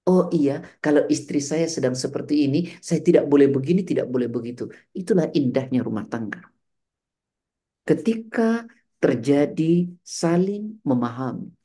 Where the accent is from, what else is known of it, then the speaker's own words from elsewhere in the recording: West Java, Indonesia; Sunda Jawa besar di Jawa Barat, Ustaz.